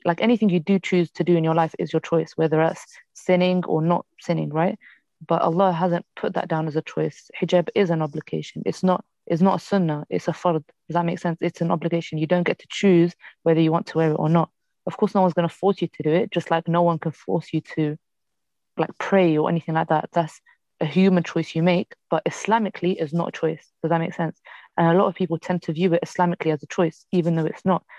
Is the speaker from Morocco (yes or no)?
yes; Morocco; I'm from Morocco.